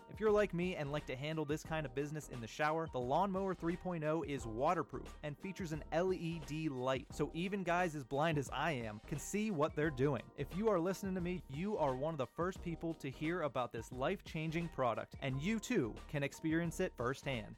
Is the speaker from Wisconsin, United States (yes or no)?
no; Johnstown, Pennsylvania, United States; I grew up in Johnstown, went to those Chiefs Nailers games